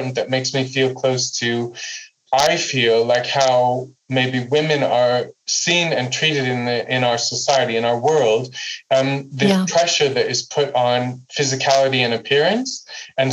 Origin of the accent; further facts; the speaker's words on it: United States; now in Amsterdam, Netherlands; growing up in the United States